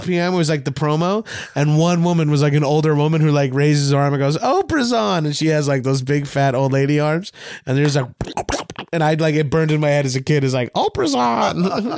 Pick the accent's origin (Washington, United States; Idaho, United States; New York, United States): New York, United States; Long Island; You're from Boston. I'm from Long Island.